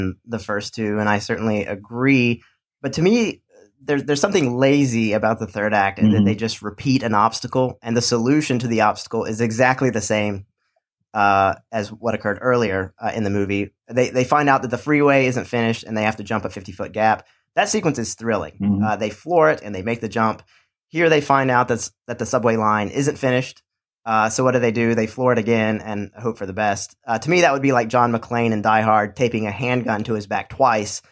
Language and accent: English; Charlotte, North Carolina, United States; my hometown of Charlotte, North Carolina